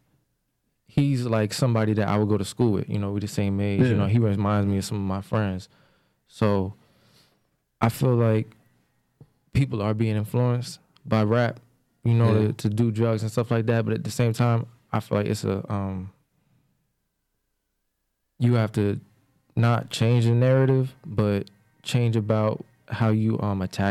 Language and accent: English; Montclair, New Jersey, United States; I'm from Montclair